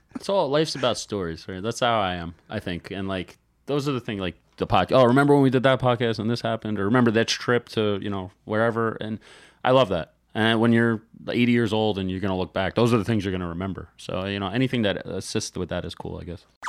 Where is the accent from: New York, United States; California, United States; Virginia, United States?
New York, United States; being from New York